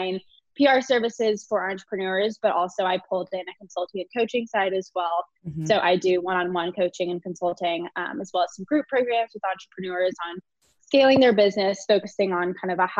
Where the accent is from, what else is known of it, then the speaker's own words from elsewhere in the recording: Fort Worth, Texas, United States; moved away as an adult; also born or lived in Austin, Texas; now in Denver, United States; I started a clothing line in my hometown of Fort Worth